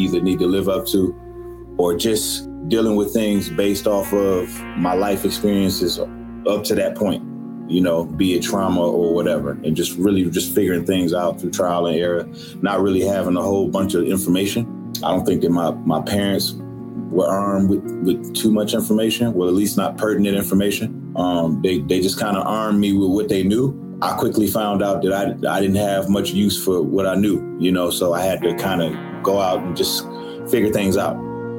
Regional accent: Detroit, Michigan, United States; As a black kid growing up in Detroit, Michigan

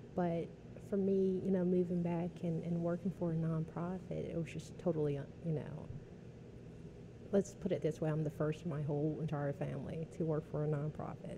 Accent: New Orleans, Louisiana, United States; growing up in New Orleans

